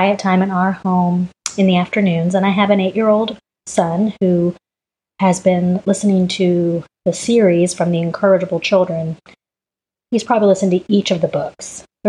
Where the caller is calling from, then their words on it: Dallas, Texas, United States; I am calling in from Dallas, Texas.